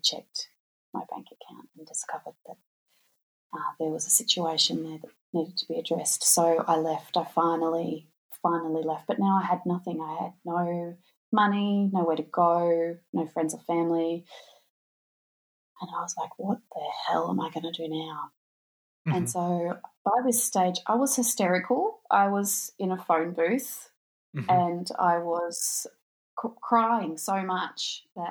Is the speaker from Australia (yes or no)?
yes; Australia; I'm from Australia. There's not much snow here